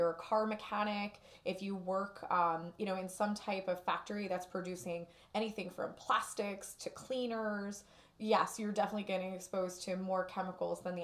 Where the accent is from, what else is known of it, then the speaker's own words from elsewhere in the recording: Newark, New Jersey, United States; I grew up in Newark